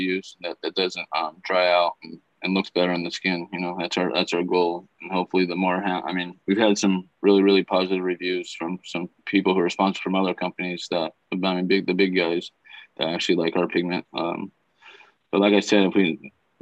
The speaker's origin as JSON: {"language": "English", "region": "Southern California", "country": "United States", "said": "I'm from Southern California"}